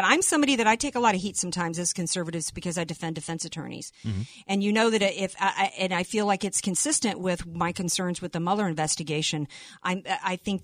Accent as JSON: {"language": "English", "region": "the South", "country": "United States", "tie": "born or raised there", "said": "I grew up in the South."}